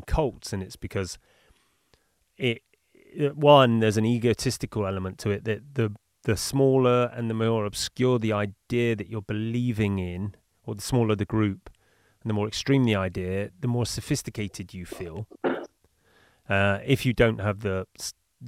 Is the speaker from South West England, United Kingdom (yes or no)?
yes; Bristol, South West England, United Kingdom; now in Bali, Indonesia; I'm flying in from Bali to the UK for it, back to my hometown of Bristol